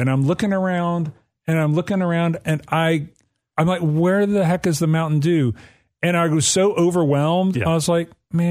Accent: Alabama, United States; Yeah, it's near my hometown.

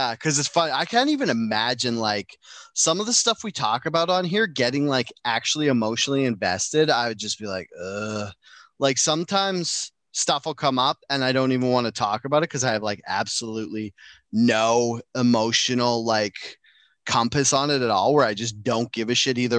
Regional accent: Canada

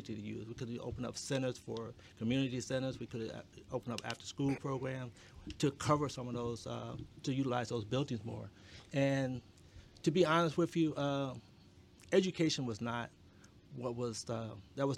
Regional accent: Arkansas, United States; moved away; we're from Arkansas, very poor when we came here

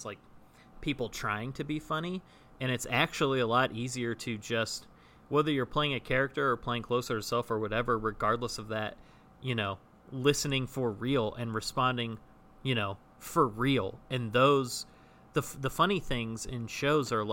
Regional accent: Northern California, United States; now in Burbank, United States; I now live in Southern California, and I'm from Northern California originally

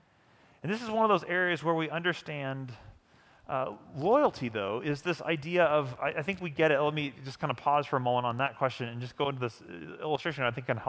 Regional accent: St. Louis, Missouri, United States; moved away as an adult; now in Kansas City, United States; I grew up in St. Louis, which is a great baseball city

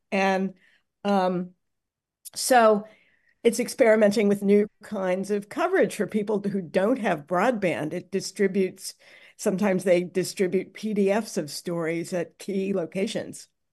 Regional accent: Minneapolis, Minnesota, United States; I'm from Minneapolis. I know the city pretty well

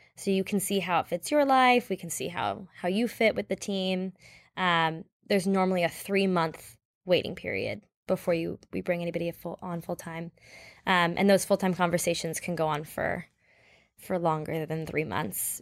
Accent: Toronto, Ontario, Canada; I'm from Canada. Um, I was born and raised in Toronto.

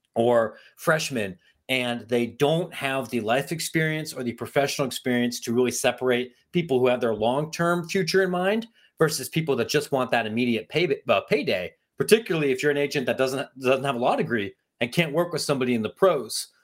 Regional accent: Ohio, United States; I'm from Ohio

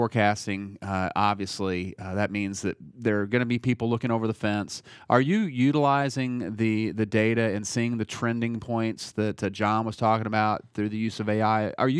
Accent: Indiana, United States; now in Nashville, United States; So when I was growing up in Indiana, everybody waved, everybody said hello. There was niceties that you would experience when you walk past somebody. And living in Nashville for 20 years

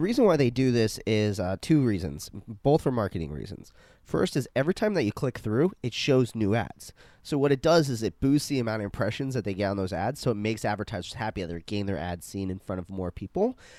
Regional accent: Arizona, United States; I'm, I'm from Arizona, so I, we had to spell tequila in middle school

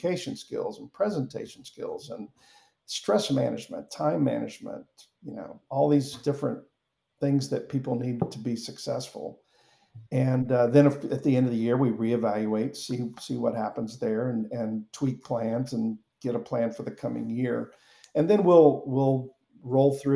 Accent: Mobile, Alabama, United States; moved away; also born or lived in Atlanta; I'm originally from Mobile, Alabama

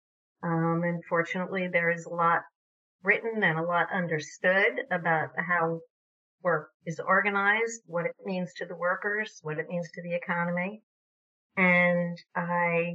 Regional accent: New York, United States; moved away as an adult; also born or lived in Vermont; I grew up in New York, but lived in Vermont for most of my adult life

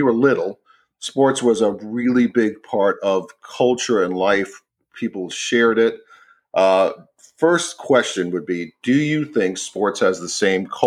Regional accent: United States; we're four American guys

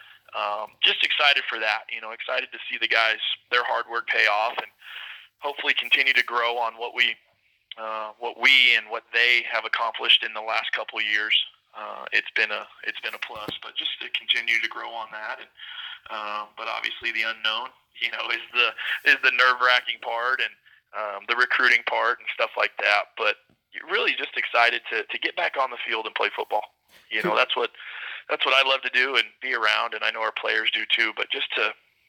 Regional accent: Oklahoma, United States; now in Billings, United States; I'm from Oklahoma, but I've been kind of all over

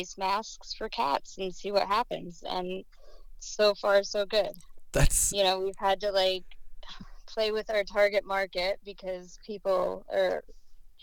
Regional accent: New Jersey, United States; moved away as an adult; now in Denver, United States; I'm originally from New Jersey

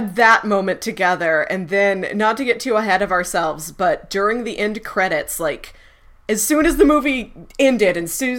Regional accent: St. Louis, Missouri, United States; I'm from St. Louis.

